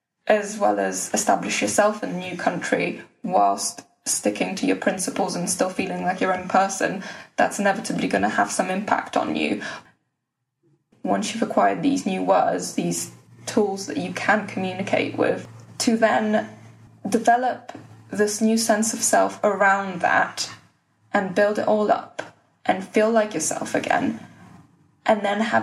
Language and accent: English; West Bromwich, West Midlands, United Kingdom; where I'm from, because I want to say West Brom, but if I say West Brom, they'll say, but where are you really from?